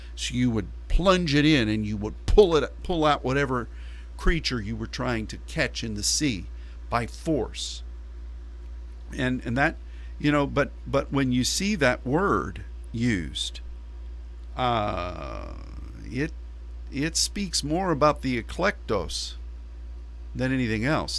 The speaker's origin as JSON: {"language": "English", "country": "United States"}